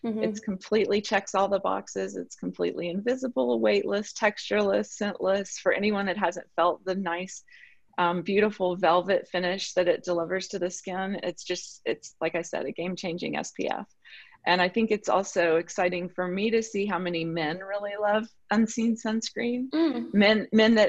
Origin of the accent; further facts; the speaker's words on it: the South, United States; I'm from the South